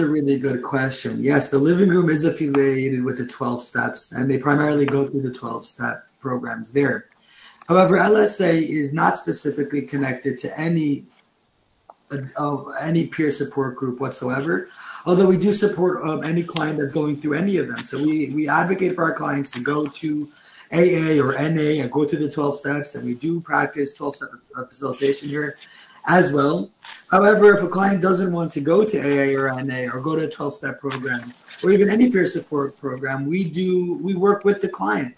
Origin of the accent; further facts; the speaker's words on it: New York City, New York, United States; I grew up in Crown Heights in Brooklyn